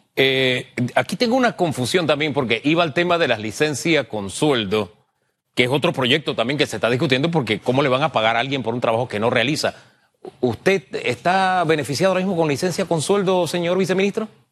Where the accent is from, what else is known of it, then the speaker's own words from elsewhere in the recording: San Miguelito, Panama; yo me cría en San Miguelito, el Valle de San Isidro, calle E.